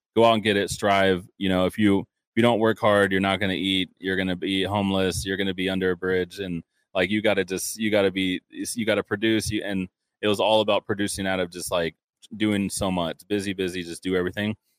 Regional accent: Dallas Fort Worth area, Texas, United States; I grew up in the Dallas Fort Worth area

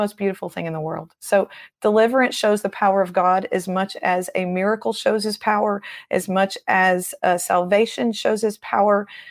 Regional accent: Tennessee, United States; I'm from Tennessee

